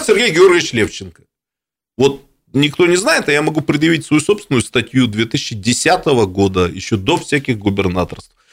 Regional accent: Irkutsk, Irkutsk Oblast, Russia; я как настоящий иркутянин

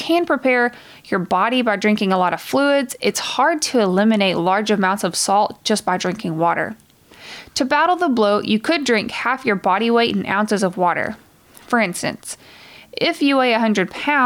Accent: the South, United States; I'm from the South

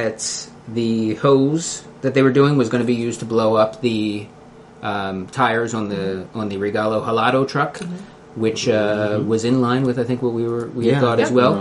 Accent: Philadelphia, Pennsylvania, United States; accent: Philly; my Philly accent

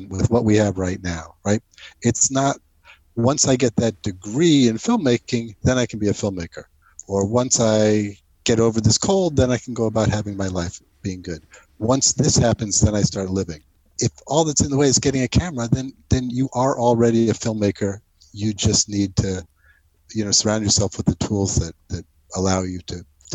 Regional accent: New Jersey, United States; moved away as an adult; also born or lived in New York; I grew up in New Jersey and moved to New York to go to college

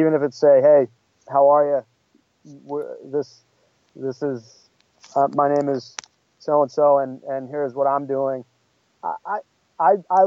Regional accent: New England, United States; moved away as an adult; also born or lived in Bakersfield, California; now in Los Angeles, United States; where her and I grew up in New England area

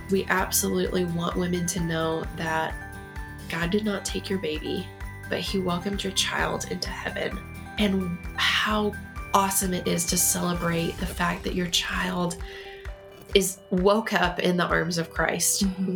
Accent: Texas, United States; moved away as an adult; now in Colorado Springs, United States; I am originally from Texas

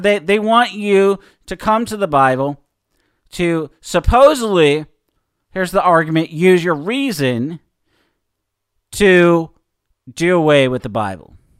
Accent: Seattle, Washington, United States; growing up in Seattle, especially probably around my senior year

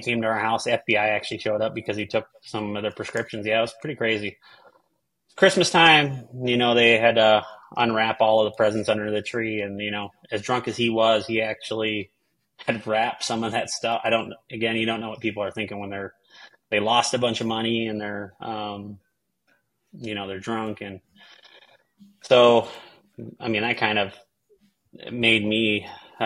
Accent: South St. Paul, Minnesota, United States; I grew up in Sault Ste. Paul, Minnesota, a little cow town

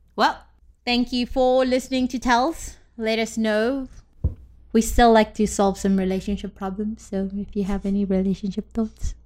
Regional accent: South Africa; now in United States; when I lived in South Africa

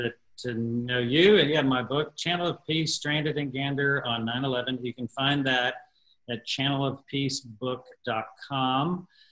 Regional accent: Texas, United States; one of the last few times that the show had just come here to my home state of Texas before everything was canceled. And so when it came here to Austin

